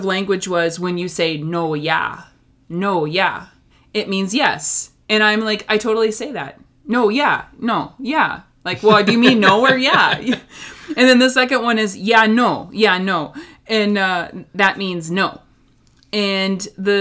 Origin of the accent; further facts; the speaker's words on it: Minnesota, United States; accent: Minnesotan; I grew up in Minnesota